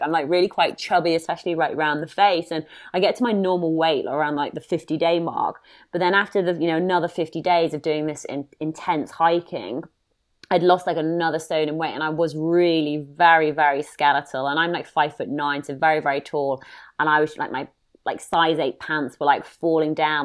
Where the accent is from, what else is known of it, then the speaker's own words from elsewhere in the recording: United Kingdom; being a Brit and, or having an accent